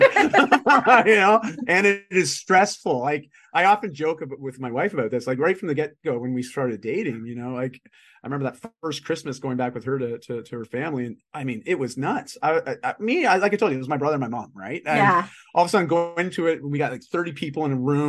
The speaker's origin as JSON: {"language": "English", "area": "just outside of Toronto", "region": "Ontario", "country": "Canada", "tie": "born or raised there", "also_born_or_lived": "Vancouver", "moved": "as an adult", "said": "I grew up in just outside of Toronto."}